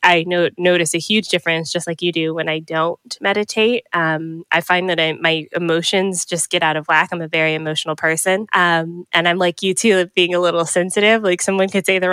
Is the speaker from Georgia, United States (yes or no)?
yes; Atlanta, Georgia, United States; moved away as an adult; also born or lived in Miami, Florida; now in Canada; lived in Georgia for up until I was 24